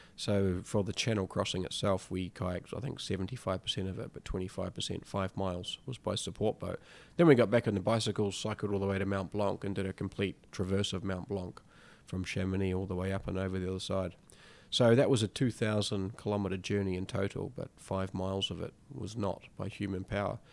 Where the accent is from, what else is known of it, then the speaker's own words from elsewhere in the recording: New Zealand; I grew up in New Zealand, um, and I, I came from a very basic background.